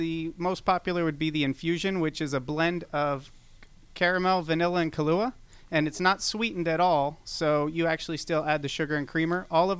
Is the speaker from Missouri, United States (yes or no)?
no; South Florida, United States; moved away as an adult; now in Atlanta, United States; I'm actually from South Florida